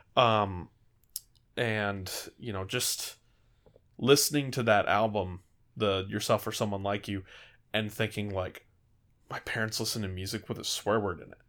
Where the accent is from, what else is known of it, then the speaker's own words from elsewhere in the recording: California, United States; I grew up in California